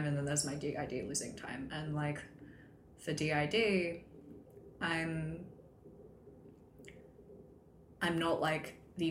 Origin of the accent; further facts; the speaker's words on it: Australia; moved away; growing up in Australia